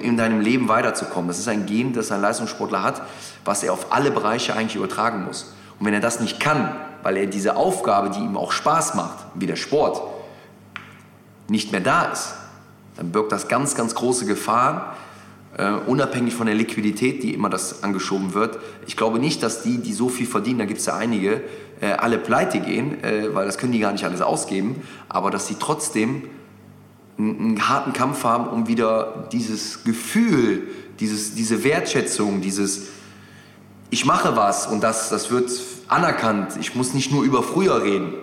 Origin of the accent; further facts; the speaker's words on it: Mönchengladbach, North Rhine-Westphalia, Germany; moved away as an adult; now in Hamburg, Germany; Gladbach ist meine Heimat